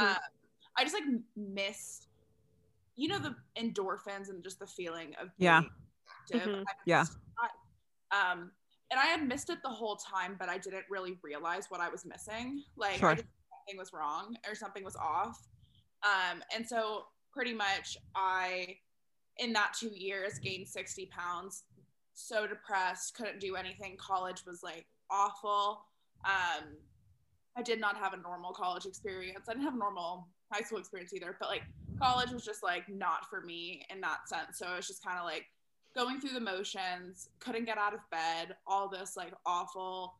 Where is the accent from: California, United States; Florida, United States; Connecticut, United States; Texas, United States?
Texas, United States; moved away; also born or lived in Chicago; I'm originally from Texas